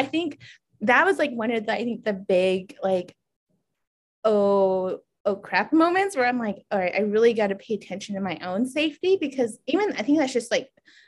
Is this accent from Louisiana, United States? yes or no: no; New Mexico, United States; moved away; I'm from New Mexico.